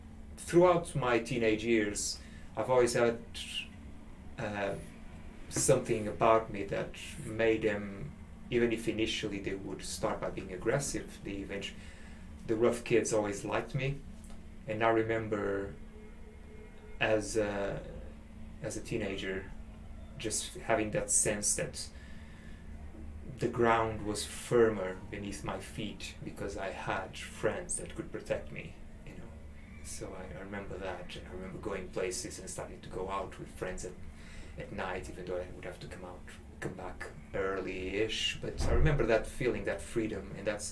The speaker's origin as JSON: {"language": "English", "country": "Portugal", "tie": "born or raised there", "also_born_or_lived": "Angola / England", "moved": "as an adult", "lives_now": "Sheffield, United Kingdom", "said": "I am from Portugal because that's the culture, that's the country where I grew up, and that's my citizenship."}